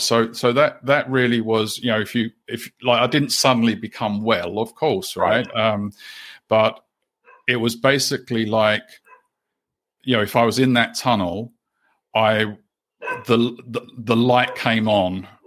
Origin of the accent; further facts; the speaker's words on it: London, United Kingdom; also born or lived in Canterbury, New Zealand; now in New Zealand; I'm originally from the UK. Uh, I was born in London, and we had been living in New Zealand um, at that time for about 11 years or so